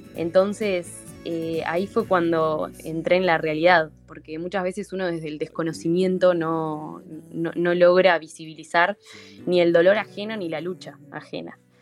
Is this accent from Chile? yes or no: no; Uruguay; como ciudadanos, como uruguayos